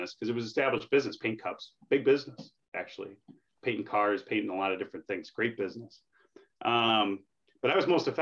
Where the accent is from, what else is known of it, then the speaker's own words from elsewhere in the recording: Minnesota, United States; moved away as an adult; also born or lived in New Hampshire; I'm from Minnesota